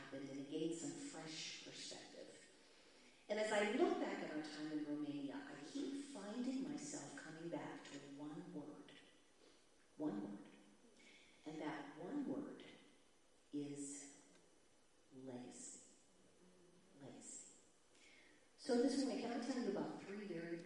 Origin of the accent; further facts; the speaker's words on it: United States; I'm American